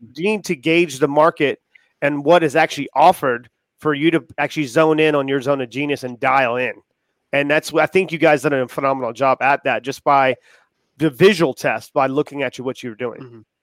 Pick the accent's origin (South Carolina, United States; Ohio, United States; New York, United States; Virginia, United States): South Carolina, United States; Charleston; I'm from Charleston